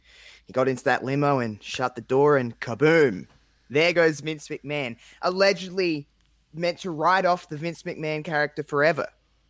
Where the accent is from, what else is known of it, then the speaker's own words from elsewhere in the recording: Australia; I am from Australia.